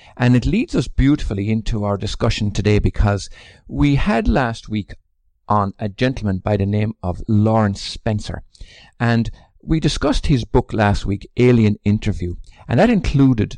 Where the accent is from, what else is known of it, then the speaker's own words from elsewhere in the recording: Ireland; I come from Ireland, which is deeply patriotic too.